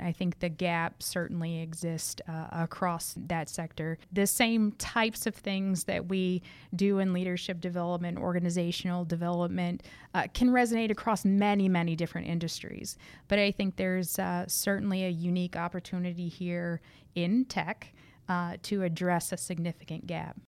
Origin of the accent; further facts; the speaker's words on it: rural Arkansas, United States; moved away as an adult; also born or lived in Missouri / Michigan; I was raised in uh, rural Arkansas